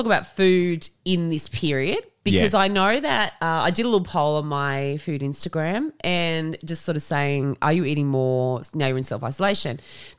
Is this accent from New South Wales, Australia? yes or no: yes; Tamworth, New South Wales, Australia; But for me, growing up in Tamworth, Port Macquarie was somewhere where a lot of people went for holidays, right?